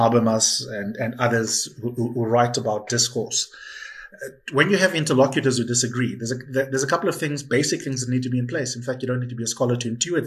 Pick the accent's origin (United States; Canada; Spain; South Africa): South Africa; as South African citizens